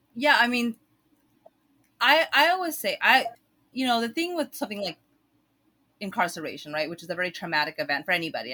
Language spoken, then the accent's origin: English; United States; growing up in the United States